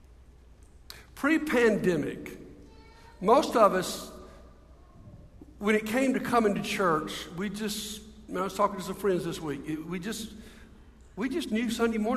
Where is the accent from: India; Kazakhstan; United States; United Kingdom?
United States; Montgomery, Alabama; I'm from Montgomery